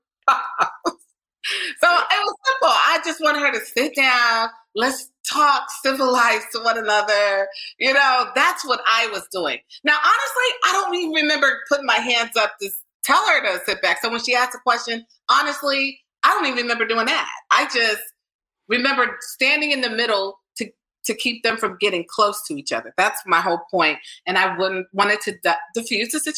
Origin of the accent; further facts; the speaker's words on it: New Jersey, United States; I'm from New Jersey